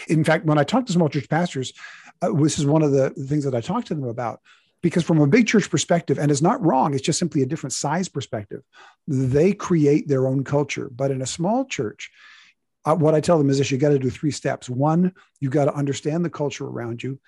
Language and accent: English; United States; we are Americans